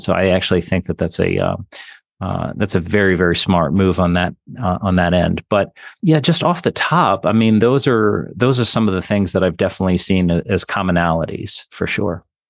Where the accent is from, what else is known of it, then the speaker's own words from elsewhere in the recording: Virginia, United States; also born or lived in Wayne County, Michigan; now in Michigan, United States; I'm from Virginia originally